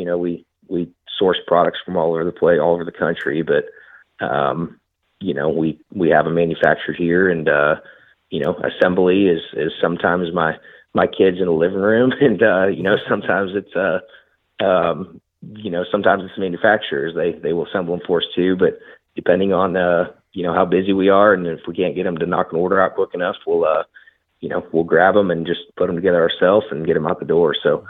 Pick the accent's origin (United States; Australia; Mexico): United States; Nebraska; Man, so growing up in Nebraska, I still hunt a lot up there. I still have access to a lot of land.